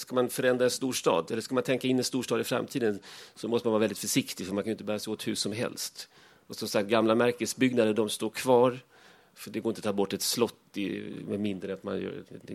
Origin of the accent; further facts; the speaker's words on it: Värnamo, Jönköping County, Sweden; moved away as an adult; now in Stockholm, Sweden; Efter 20 år hemma i Värnamo